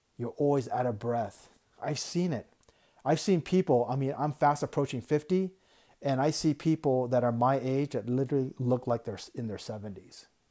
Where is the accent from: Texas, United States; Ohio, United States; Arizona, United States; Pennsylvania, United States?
Arizona, United States; Tucson; I grew up in Tucson and we get a lot of retirees